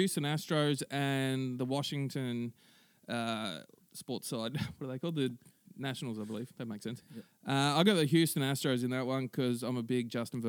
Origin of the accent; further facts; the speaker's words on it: Victoria, Australia; now in Western Australia, Australia; I'm from Victoria.